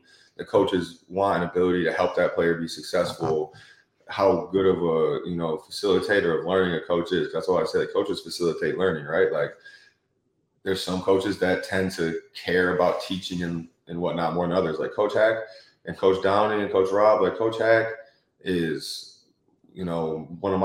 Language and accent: English; Detroit, Michigan, United States; moved away; I grew up in Metro Detroit